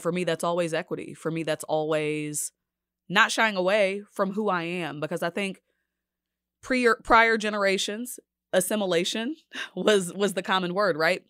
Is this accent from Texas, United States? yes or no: yes; Dallas, Texas, United States; moved away as an adult; now in Kansas City, United States; I'm from Dallas.